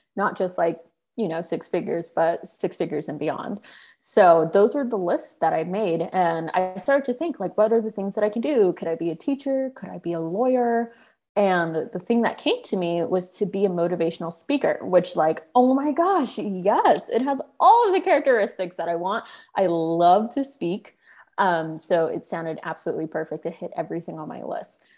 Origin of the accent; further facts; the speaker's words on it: Sacramento, California, United States; moved away as an adult; also born or lived in New York; I'm from Sacramento, and I spent most of my life there until college